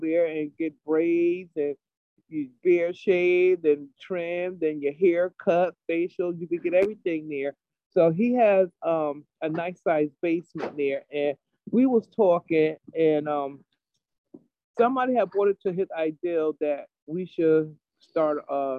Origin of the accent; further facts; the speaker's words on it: New Haven, Connecticut, United States; I grew up in over on Franklin Street Projects, Farnham Courts. That's where I grew up at. And I lived over there for 18 years.